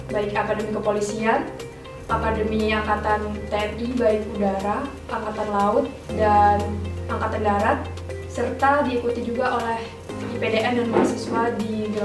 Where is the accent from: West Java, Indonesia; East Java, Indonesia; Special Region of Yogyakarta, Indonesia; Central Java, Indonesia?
East Java, Indonesia; Siap asli Jawa Timur.